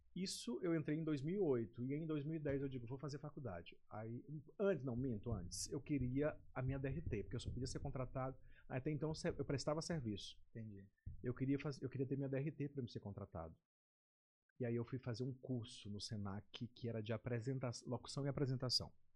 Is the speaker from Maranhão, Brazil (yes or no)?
yes; Pinheiro, Maranhão, Brazil; also born or lived in São Paulo / Rio de Janeiro / Belém; now in São Luís, Brazil; Eu sou natural de Pinheiro, Pinheiro Maranhão, Pinheiro. do interior do estado, da Baixada Maranhense. Eu nasci em Pinheiro, vim para cá com 13 anos